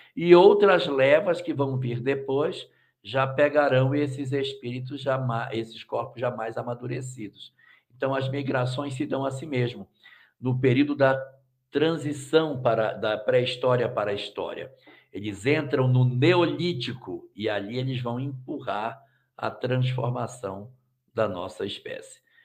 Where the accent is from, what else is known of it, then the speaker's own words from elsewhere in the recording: Cacoal, Rondônia, Brazil; da minha terra, ô oh, meu pai. Isso Cacoal